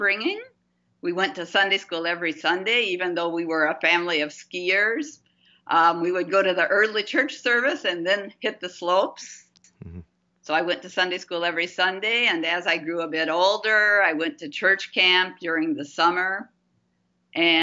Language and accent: English; Gaylord, Michigan, United States; moved away as an adult; also born or lived in Guatemala / Bolivia; I grew up in Gaylord, Michigan, which is a small town about 60 miles south of the Straits of Mackinac